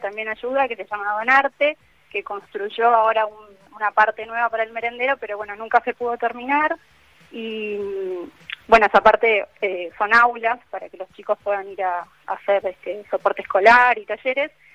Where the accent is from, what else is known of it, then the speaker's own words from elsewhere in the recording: Hurlingham, Buenos Aires Province, Argentina; moved away as an adult; also born or lived in Caballito, Buenos Aires; now in Buenos Aires, Argentina; Yo soy de Burlingame